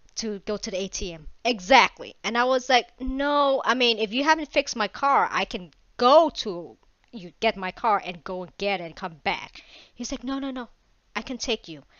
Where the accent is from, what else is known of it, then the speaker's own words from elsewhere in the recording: Vietnam; I'm Asian, Vietnamese